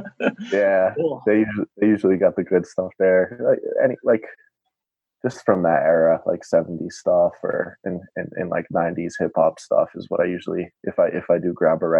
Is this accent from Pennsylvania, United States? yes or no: no; near Warren, Rhode Island, United States; growing up near Warren too